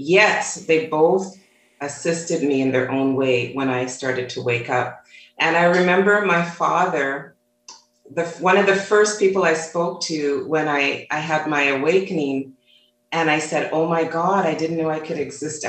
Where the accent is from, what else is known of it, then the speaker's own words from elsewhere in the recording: Toronto, Ontario, Canada; growing up in Toronto, Canada